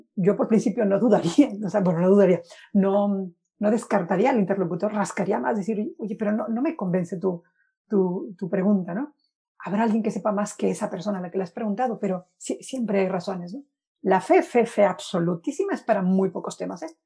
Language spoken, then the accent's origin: Spanish; Guaymas, Sonora, Mexico; moved away as an adult; now in Spain; soy de Guaymas, Sonora, llevo nueve años viviendo en España